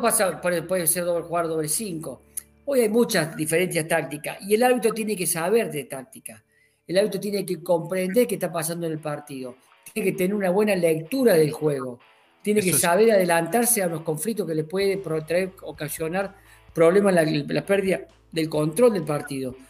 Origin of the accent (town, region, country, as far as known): Córdoba, Argentina